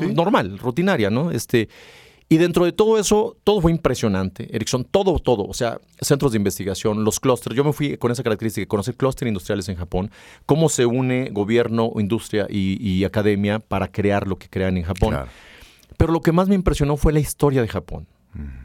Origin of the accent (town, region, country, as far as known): Mexico